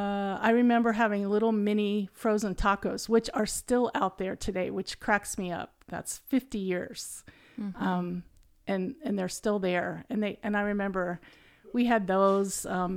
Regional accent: Lancaster, Ohio, United States; born there; I was born in 1957 in Lancaster, Ohio. That's a little town in the central part of Ohio. I say it's in between going to Ohio State and OU.

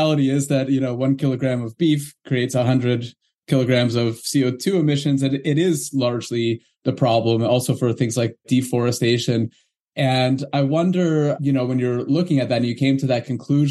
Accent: Canada; I'm from Canada

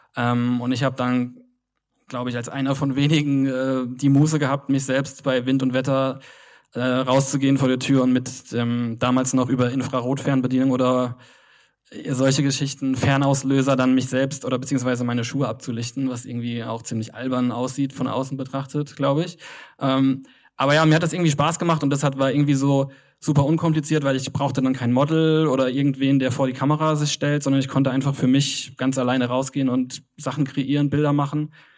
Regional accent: Kaiserslautern, Rhineland-Palatinate, Germany; moved away as an adult; also born or lived in Cologne; Bin eigentlich aus Kaiserslautern, eine sehr kleine Stadt im Südwesten von äh, Deutschland.

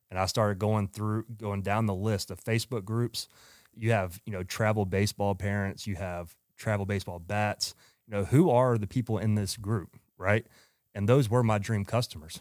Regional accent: Georgia, United States; also born or lived in Phoenix, Arizona; moved back to Atlanta, Georgia, which I'm from Georgia

